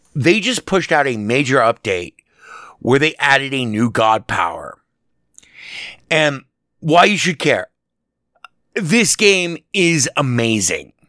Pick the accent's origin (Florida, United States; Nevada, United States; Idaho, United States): Nevada, United States; Las Vegas; here in my hometown, Las Vegas, where I'm speaking to you from